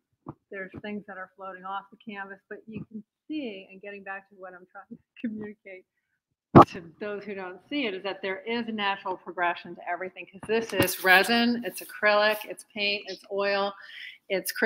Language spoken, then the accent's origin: English; Northeast, United States; moved away as an adult; now in Texas, United States; Being in Texas was tough for me because I'm from the Northeast